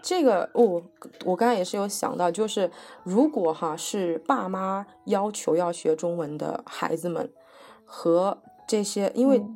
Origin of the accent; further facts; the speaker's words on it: Fujian, China; moved away; 我老家是福建人